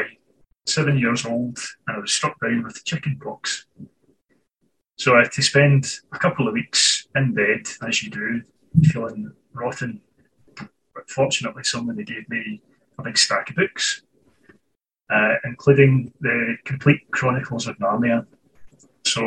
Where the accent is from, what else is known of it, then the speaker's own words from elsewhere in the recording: Scotland, United Kingdom; I was born and raised in Scotland, and here I remain